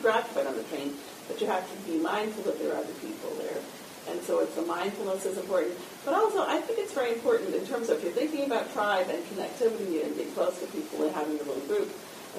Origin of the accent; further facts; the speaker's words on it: New York, United States; now in Boston, United States; I'm from New York